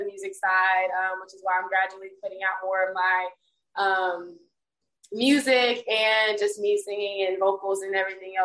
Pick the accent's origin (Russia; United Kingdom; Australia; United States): United States; Birmingham, Alabama; moved away as an adult; now in Atlanta, United States; I'm from Birmingham, Alabama. I'm not even from Atlanta. I moved here back in, or last year actually, 2021.